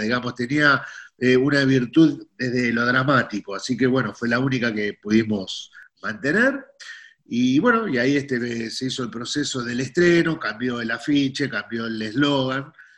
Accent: Buenos Aires, Argentina; los porteños somos

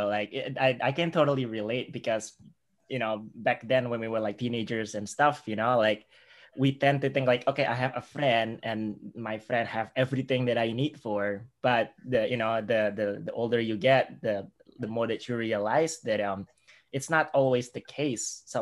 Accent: United States; I'm American. This is like U.S. education system.

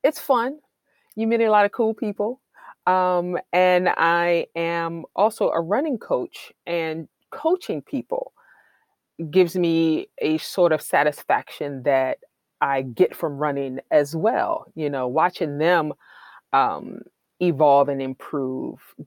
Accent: Washington, District of Columbia, United States; now in New York City, United States; I'm originally from Washington, D.C.

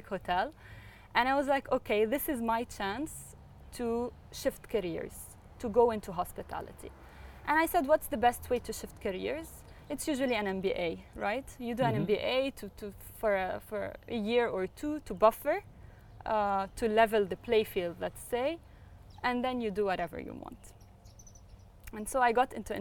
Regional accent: Beirut, Beirut Governorate, Lebanon; now in United Arab Emirates; I was born in Beirut

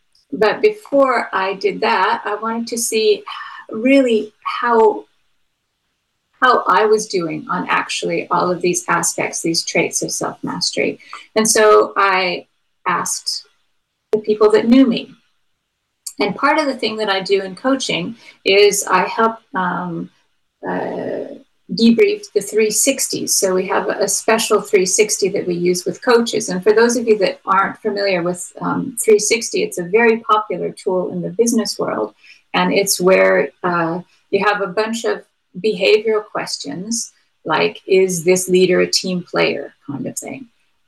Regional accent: United States; Since I'm from America, one of the guys that was pretty interesting to me was Benjamin Franklin.

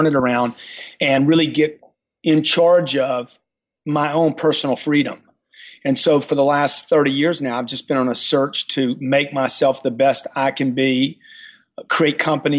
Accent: Louisiana, United States; moved away; I came from Louisiana

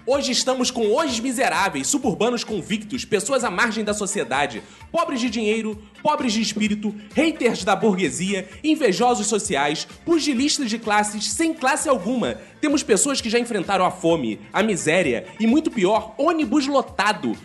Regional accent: Rio de Janeiro, Brazil; Eu, por exemplo, nasci no Engenho Novo e o primeiro lugar que eu morei foi em Quintino

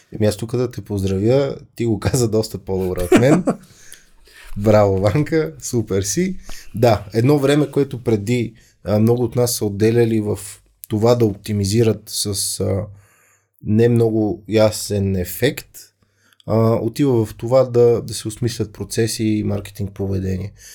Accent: Bulgaria; Аз съм българин

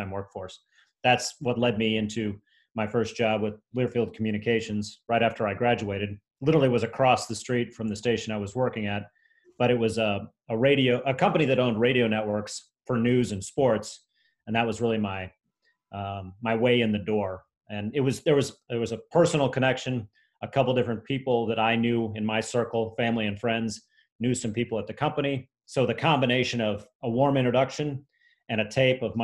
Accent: St. Louis, Missouri, United States; moved away as an adult; also born or lived in Columbia, Missouri / Chicago; I moved back to St. Louis, my hometown, for a year.

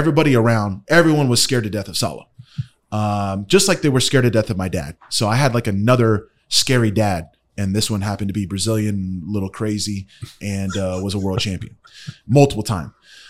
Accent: Ohio, United States; born there; I was born in Ohio.

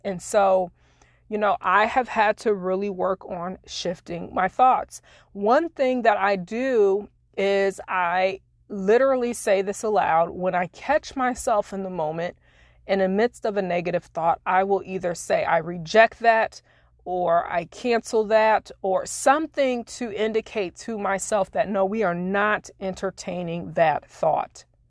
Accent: Springfield, Illinois, United States; moved away as an adult; now in Florida, United States; I used to have retreats back in my hometown in Springfield, Illinois, where I used to live

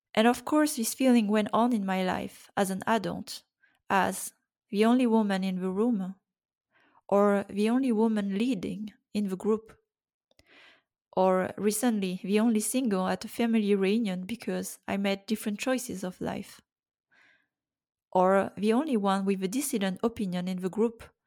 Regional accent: Brittany, France; I was born in France in nineteen eighty-five.

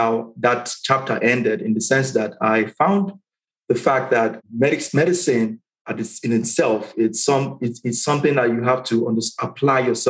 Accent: Nigeria; moved away as an adult; also born or lived in Caribbean; now in Atlanta, United States; Came off the boat from Nigeria, landed on the island, culture shock, everything different for me.

